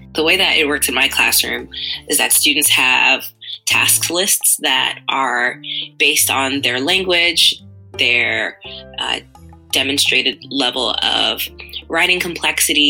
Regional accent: New York City, New York, United States; now in Providence, United States; I'm originally from Queens, New York, and from a predominantly immigrant and low-income neighborhood of Jamaica, Queens. And having grown up there

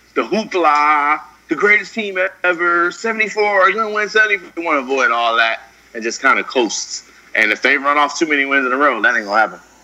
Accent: Oakland, California, United States; I'm really from Oakland

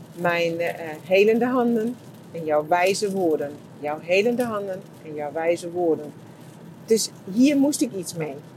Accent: Germany; Dutch is a second language; now in Netherlands; ik als Duitser

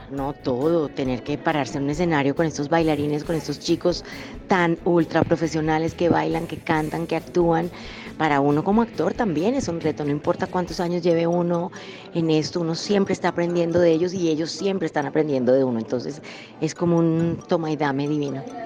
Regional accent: Colombia; nosotros como colombianos

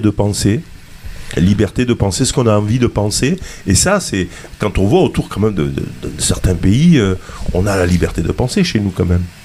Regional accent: southern France, France; du côté de chez nous, dans le sud

